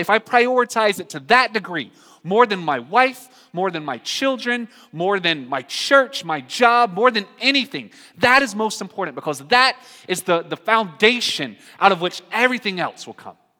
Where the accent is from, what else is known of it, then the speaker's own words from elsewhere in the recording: North Carolina, United States; moved away; I'm from North Carolina